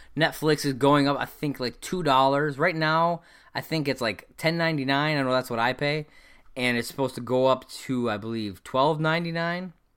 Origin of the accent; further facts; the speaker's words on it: United States; I am American, I've, I've lived in this country my whole life.